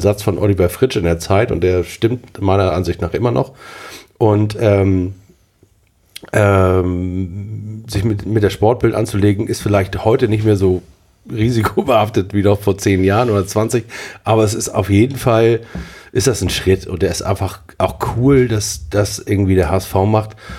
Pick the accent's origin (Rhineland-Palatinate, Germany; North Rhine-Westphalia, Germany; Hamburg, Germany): Hamburg, Germany; als Hamburger bin ich